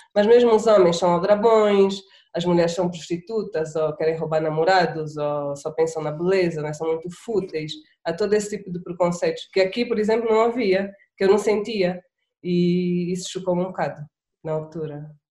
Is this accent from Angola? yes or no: yes; Angola; accent: Angolan; also born or lived in Portugal; sou angolana